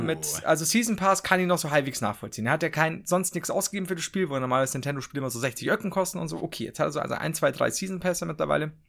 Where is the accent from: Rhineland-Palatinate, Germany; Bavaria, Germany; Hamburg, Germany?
Bavaria, Germany; Regensburg; ich komme aus Regensburg